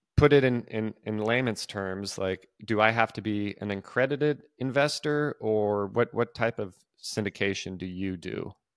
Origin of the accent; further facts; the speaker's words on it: California, United States; now in Nashville, United States; I am originally from California